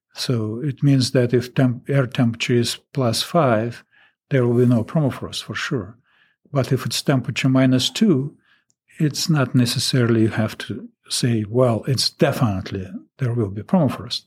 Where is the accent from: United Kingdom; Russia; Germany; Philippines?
Russia; English is a second language; moved away as an adult; now in Alaska, United States